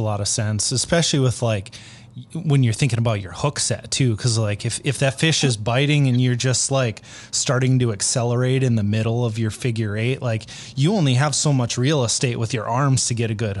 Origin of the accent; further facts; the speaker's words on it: Minnesota, United States; I am from Minnesota